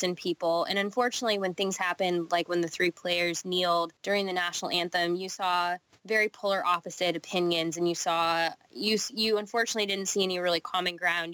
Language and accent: English; Nebraska, United States; I'm from Nebraska, and Nebraska is a very, like, steak and beef kind of place. So born and raised on it.